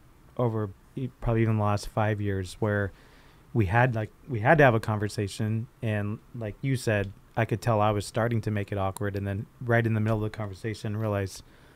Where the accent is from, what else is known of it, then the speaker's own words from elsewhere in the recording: Riverside, California, United States; me growing up in Riverside in the 80s and 90s